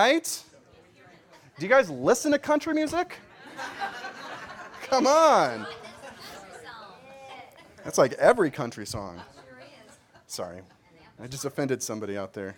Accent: Kansas, United States; as a young, God-fearing boy growing up in Kansas

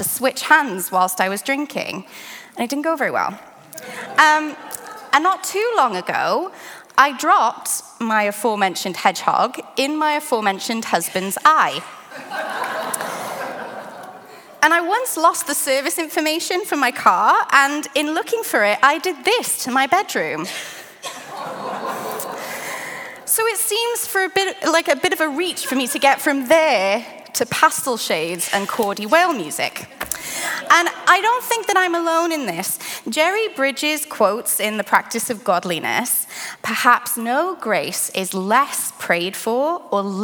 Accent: United Kingdom; moved away; I'm from the UK originally.

